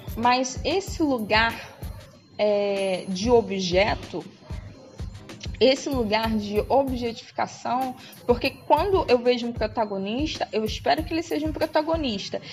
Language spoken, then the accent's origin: Portuguese; Brazil; A gente é brasileira, mulher preta brasileira